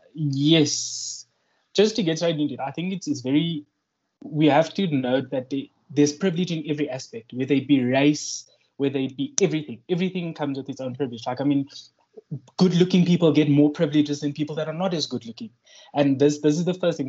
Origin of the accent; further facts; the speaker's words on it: South Africa; moved away; I come from South Africa.